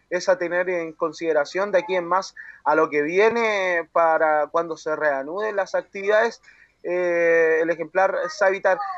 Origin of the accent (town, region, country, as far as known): Chile